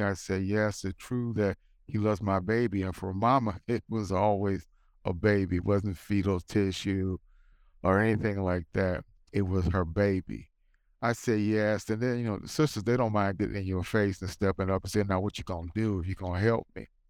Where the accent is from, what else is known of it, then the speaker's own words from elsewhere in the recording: United States; I'm black, I'm American, I'm pro-life